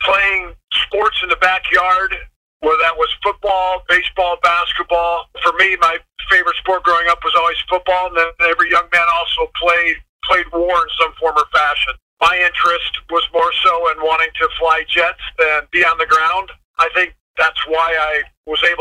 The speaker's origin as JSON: {"language": "English", "region": "east central Iowa", "country": "United States", "tie": "born or raised there", "also_born_or_lived": "Colorado Springs", "moved": "as an adult", "said": "my hometown in the east central part of the state of Iowa"}